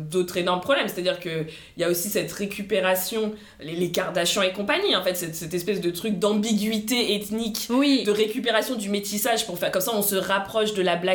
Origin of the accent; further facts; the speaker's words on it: Paris, Île-de-France, France; mais en tant que française parisienne, ne me fais pas croire qu'en en tant que femme métisse, tu vis la même chose que tes potes noirs dark skin.